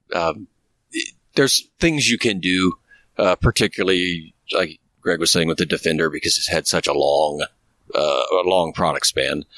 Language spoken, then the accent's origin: English; Midwest, United States; moved away; also born or lived in Indiana; I'm from the Midwest originally